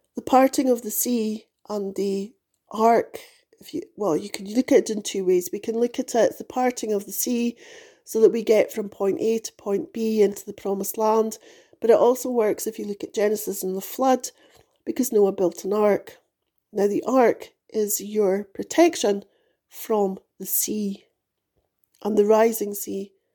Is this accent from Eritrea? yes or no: no; United Kingdom; moved away as an adult; also born or lived in United States; I was born into a monarchy